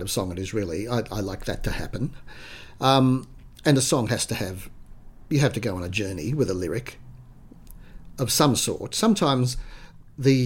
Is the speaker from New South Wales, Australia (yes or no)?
yes; Sydney, New South Wales, Australia; I was born in Sydney. I grew up on the Lower North Shore, in Clontarf and Balgowlah.